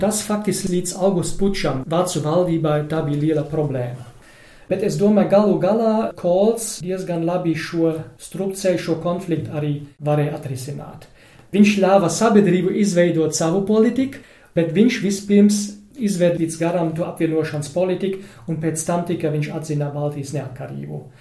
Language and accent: Latvian; Germany; Latvian is a second language; man kā vācietim